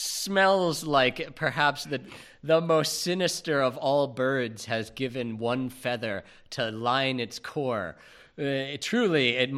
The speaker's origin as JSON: {"language": "English", "country": "United Kingdom", "said": "But being British and not redheaded, it's my stately duty to talk shit about these guys."}